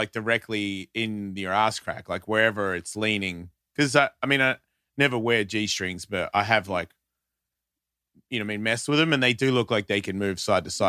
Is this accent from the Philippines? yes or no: no; England, United Kingdom; I love being Indian. I'm English.